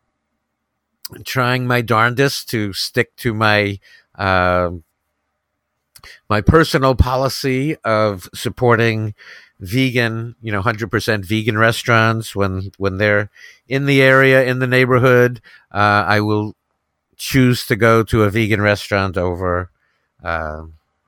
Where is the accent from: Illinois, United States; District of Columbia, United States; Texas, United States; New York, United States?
New York, United States; moved away as an adult; also born or lived in Los Angeles; I'm from New York